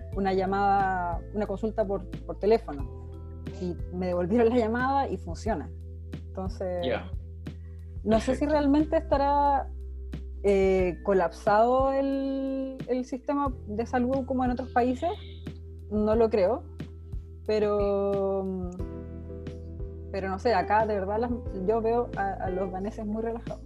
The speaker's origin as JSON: {"language": "Spanish", "town": "Santiago", "region": "Santiago Metropolitan Region", "country": "Chile", "moved": "as an adult", "lives_now": "Denmark", "said": "yo soy de Santiago"}